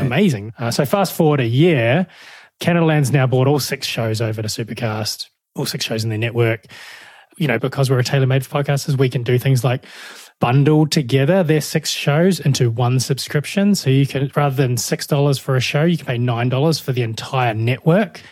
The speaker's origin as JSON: {"language": "English", "country": "New Zealand", "also_born_or_lived": "Melbourne, Australia", "moved": "as an adult"}